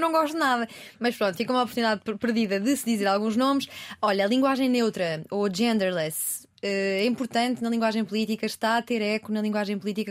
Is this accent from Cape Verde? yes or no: no; Portugal; Sou portuguesa